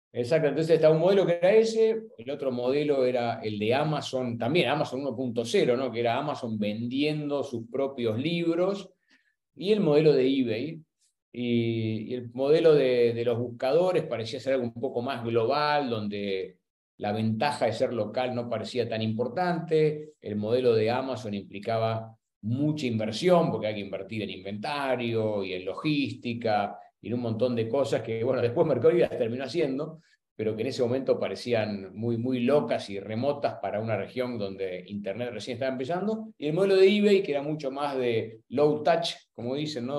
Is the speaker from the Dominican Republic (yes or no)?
no; Buenos Aires, Argentina; soy argentino, nací y crecí en, en Buenos Aires